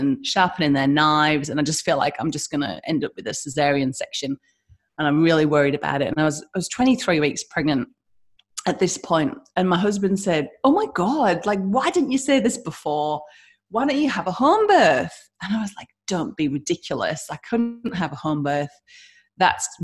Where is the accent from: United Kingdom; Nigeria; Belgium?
United Kingdom; now in Western Australia, Australia; as you can hear my accent, I'm from the UK